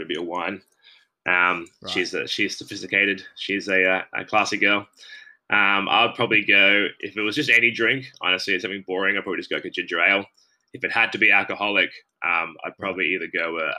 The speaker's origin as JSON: {"language": "English", "town": "Brisbane", "region": "Queensland", "country": "Australia", "tie": "born or raised there", "also_born_or_lived": "Mango Hill", "said": "I grew up in down in Carindale, like Southside, really nice area."}